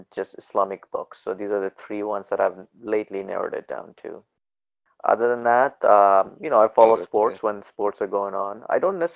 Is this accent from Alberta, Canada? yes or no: yes; Edmonton, Alberta, Canada; also born or lived in Pakistan; I was born in Pakistan. I left when I was 8 years old, then grew up in Edmonton